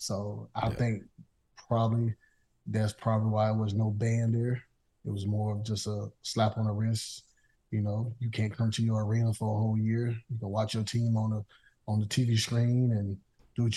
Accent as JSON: {"language": "English", "region": "the South", "country": "United States", "tie": "born or raised there", "said": "me growing up in the South"}